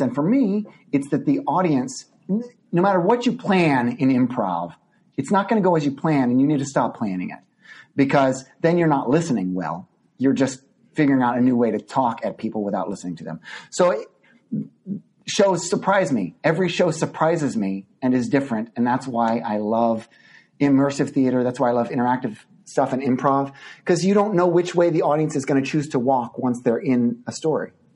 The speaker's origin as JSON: {"language": "English", "town": "Midland", "region": "Texas", "country": "United States", "tie": "born or raised there", "moved": "yes", "said": "my childhood growing up in Midland, Texas"}